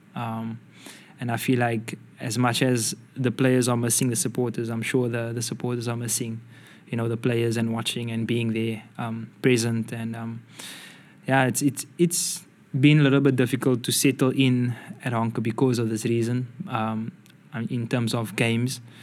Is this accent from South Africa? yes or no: yes; South Africa; moved away; I'm from South Africa